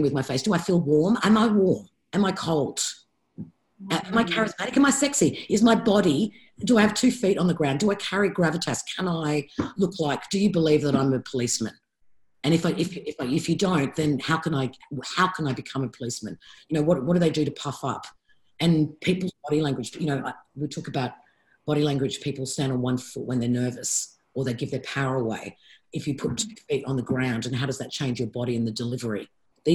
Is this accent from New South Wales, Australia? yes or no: yes; Sydney, New South Wales, Australia; I grew up in Bondi. I lived on that beach.